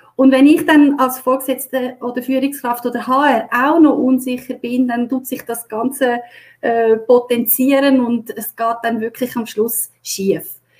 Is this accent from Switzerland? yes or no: yes; Switzerland; bei uns in der Schweiz